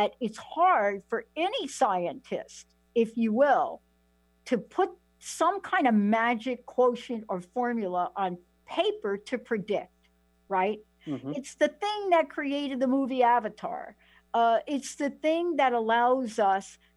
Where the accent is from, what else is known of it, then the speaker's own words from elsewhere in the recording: New York, United States; I'm from New York